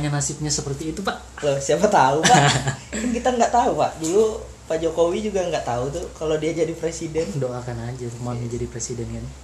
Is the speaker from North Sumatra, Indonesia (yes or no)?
no; Berau, East Kalimantan, Indonesia; uh, asal huh? asal saya dari Berau saya kuliah di Unmul itu aja